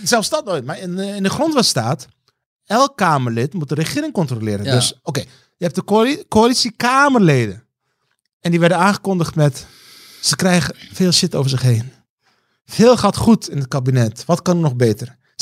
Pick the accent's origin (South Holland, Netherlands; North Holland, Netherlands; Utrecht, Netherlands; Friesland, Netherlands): South Holland, Netherlands; Rotterdam; also born or lived in Heusden, North Brabant; ik kom uit Rotterdam